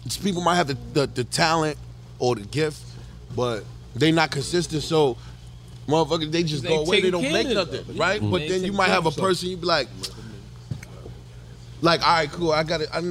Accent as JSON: {"language": "English", "town": "New York City", "region": "New York", "country": "United States", "said": "I'm from Harlem"}